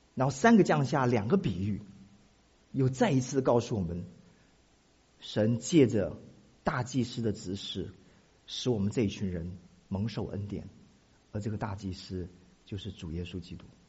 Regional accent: Taiwan; moved away; 我从台湾来

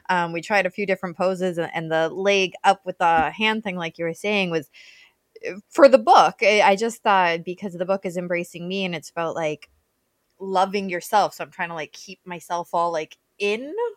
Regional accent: Canada; now in Welland, Canada; I'm Canadian too

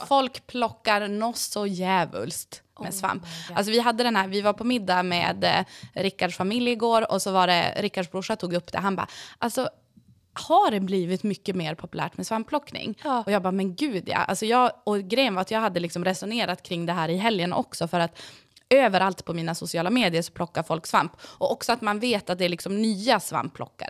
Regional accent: Sweden; Jag är ju uppvuxen uppe på Marieberg

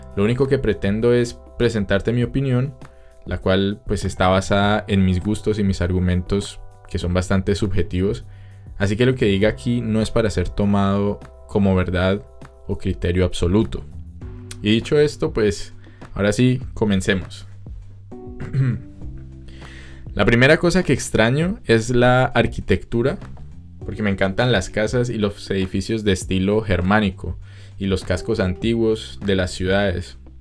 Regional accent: Cali, Valle del Cauca, Colombia; moved away as an adult; now in Austria; yo vengo de Cali

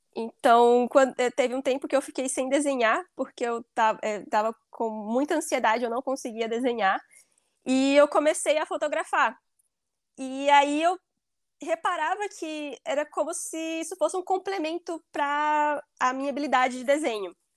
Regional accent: Bahia, Brazil; moved away as an adult; now in Ireland; Eu sou da Bahia e eu moro na Irlanda há quatro anos.

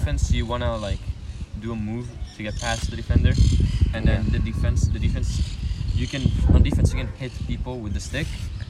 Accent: Rome, Lazio, Italy; moved away; I'm from Rome.

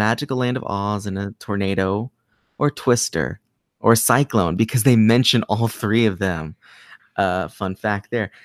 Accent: Kansas, United States; I'm from Kansas.

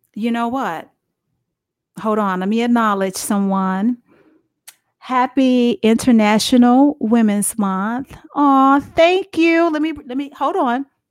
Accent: Dallas, Texas, United States; I'm from Dallas, Texas

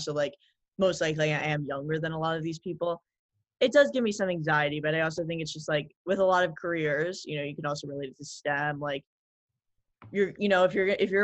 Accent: New York City, New York, United States; growing up in New York City

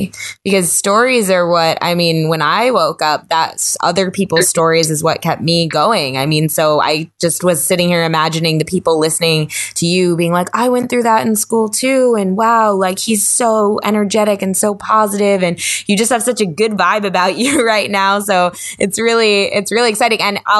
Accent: Hurricane, Utah, United States; But yeah, I grew up like around Hurricane.

